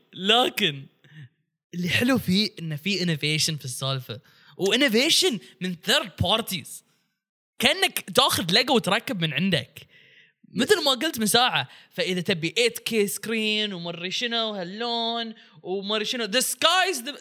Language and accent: Arabic; Bahrain; انا بحريني